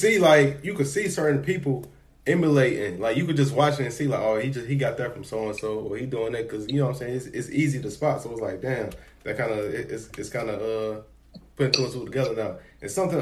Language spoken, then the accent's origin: English; Chicago, Illinois, United States; I'm from Chicago